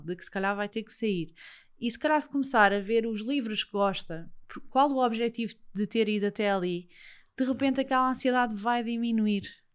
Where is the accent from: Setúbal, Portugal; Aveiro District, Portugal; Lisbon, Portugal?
Lisbon, Portugal; que eu também já vivi lá perto, que eu também sou dos Olivais